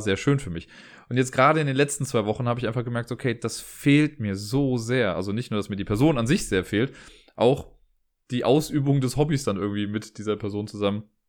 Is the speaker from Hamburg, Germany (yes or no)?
no; Cologne, North Rhine-Westphalia, Germany; auch wenn ich gebürtiger Kölner bin